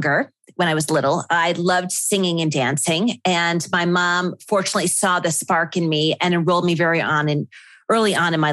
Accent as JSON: {"language": "English", "town": "Buffalo", "region": "New York", "country": "United States", "tie": "born or raised there", "moved": "as an adult", "said": "my hometown in Buffalo."}